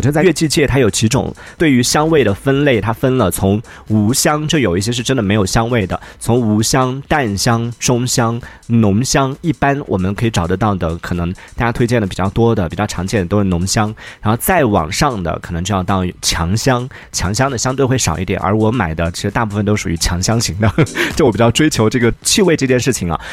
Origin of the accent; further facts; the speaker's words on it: Yunnan, China; 作为一个云南人，就是有我们这边这种得天独厚的好的气候，然后好的一个环境